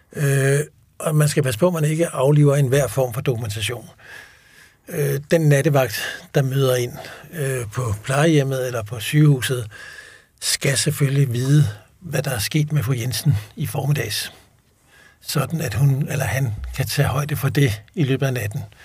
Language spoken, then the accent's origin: Danish; Denmark; et fast udtryk, vi bruger ikke som danskere